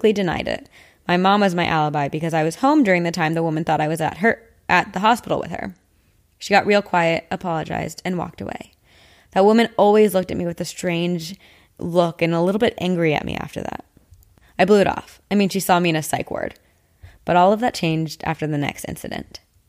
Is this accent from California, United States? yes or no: yes; Palm Springs, California, United States; I grew up in Palm Springs, California. It's a small city with a pretty good-sized population.